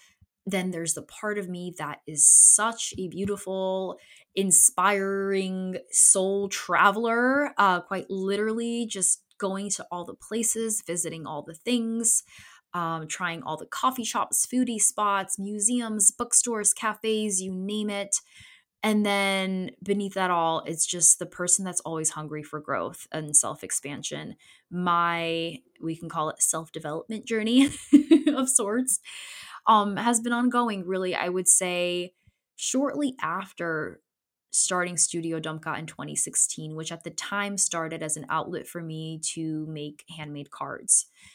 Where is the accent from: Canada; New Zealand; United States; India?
United States; Connecticut; also born or lived in Poland; I was born in Poland in 92 and I'm an immigrant. I came over with my family in 94 after my brother was born shortly. And my upbringing in Poland and me growing up as a Polish immigrant in Connecticut